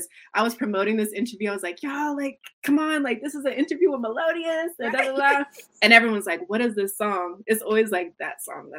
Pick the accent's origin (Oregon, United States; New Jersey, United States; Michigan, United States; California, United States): Michigan, United States; Grand Rapids; Born and raised Grand Rapids. So I'm like 2 hours away from Detroit.